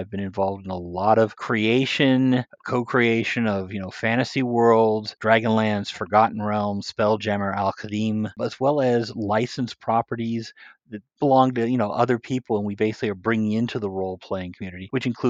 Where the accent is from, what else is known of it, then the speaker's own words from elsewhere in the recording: Pittsburgh, Pennsylvania, United States; now in Kent, United States; Originally, I'm from Pittsburgh, Pennsylvania.